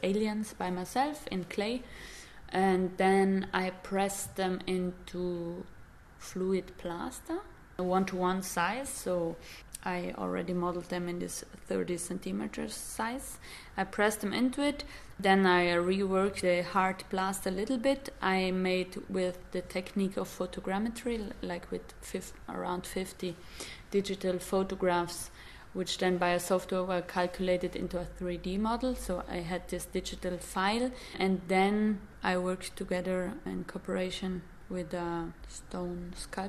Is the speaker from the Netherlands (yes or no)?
no; Dolomites, Italy; moved away; where I come from the Dolomites, these mountains in Italy